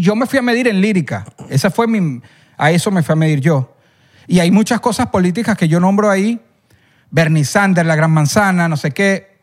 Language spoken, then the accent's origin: Spanish; El Junquito, Capital District, Venezuela; yo cuando era niño, vivía en el Junquito